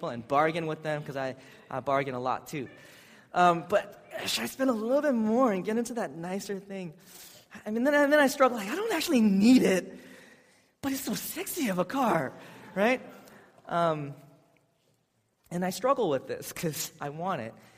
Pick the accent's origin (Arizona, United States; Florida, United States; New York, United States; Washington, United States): Washington, United States; Seattle; I'm from Seattle